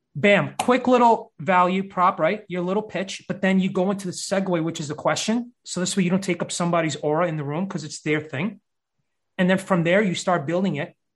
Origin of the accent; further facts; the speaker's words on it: New York City, New York, United States; Born and raised in uh, Brooklyn, New York